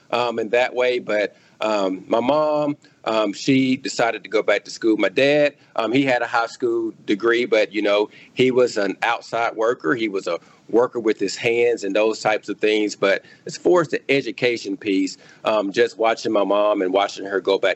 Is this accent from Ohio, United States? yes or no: no; Clarke County, Mississippi, United States; I grew up in Clark County, Mississippi. That's where I grew up.